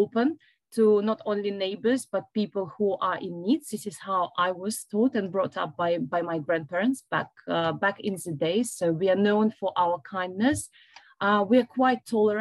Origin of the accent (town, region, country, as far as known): Belarus; born or raised there; moved away as an adult; also born or lived in Lithuania; now in London, United Kingdom